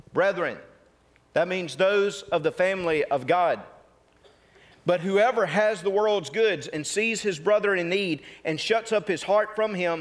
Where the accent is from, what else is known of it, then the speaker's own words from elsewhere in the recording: North Mississippi, United States; I'm from North Mississippi